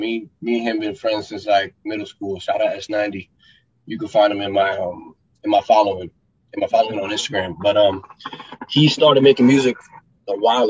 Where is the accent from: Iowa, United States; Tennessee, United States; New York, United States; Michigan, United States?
New York, United States; New York City; moved away; also born or lived in Florida; when I grew up in New York City, Queens, New York.